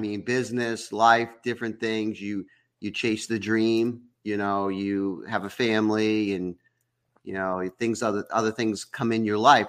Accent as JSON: {"language": "English", "region": "Massachusetts", "country": "United States", "moved": "yes", "said": "I was from Massachusetts"}